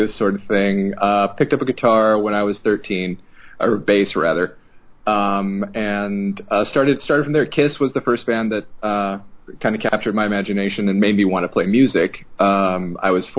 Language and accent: English; Los Angeles, California, United States; I grew up in Los Angeles